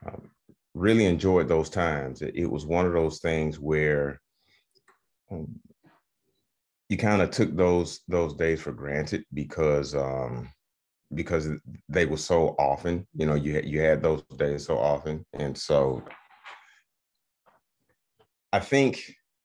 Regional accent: Atlanta, Georgia, United States; growing up in Atlanta in the 80s, 80s and 90s

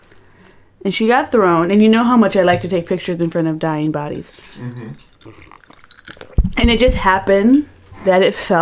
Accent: West Hollywood, California, United States; I was born in West Hollywood.

